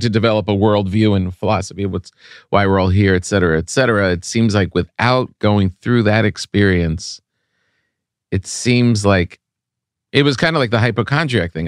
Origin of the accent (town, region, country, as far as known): Park Ridge, New Jersey, United States; born or raised there